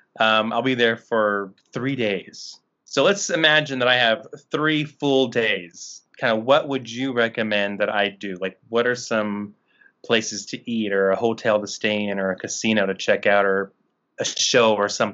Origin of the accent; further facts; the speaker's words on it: Santa Maria, California, United States; we're from Santa Maria